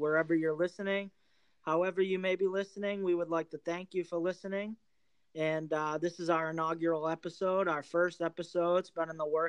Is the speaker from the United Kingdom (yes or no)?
no; Massachusetts, United States; now in Florida, United States; I live in Florida. I'm from Massachusetts though